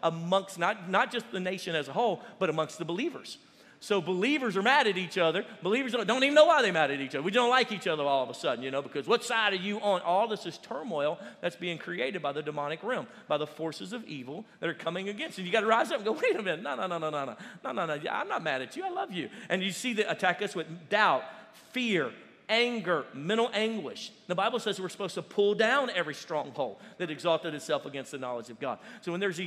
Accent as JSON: {"language": "English", "region": "Louisiana", "country": "United States", "said": "we're originally from Louisiana, my family"}